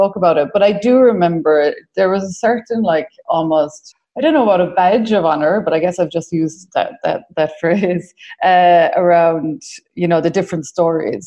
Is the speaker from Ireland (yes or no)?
yes; Ireland; accent: Irish; As you can tell from my accent, I'm Irish, born in the late 70s in a small community, raised Catholic, went to secondary school with the nuns